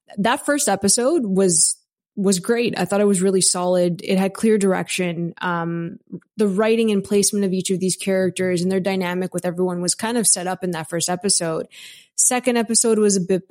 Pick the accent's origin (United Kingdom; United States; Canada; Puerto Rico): Canada; Toronto, Ontario; I'm from Toronto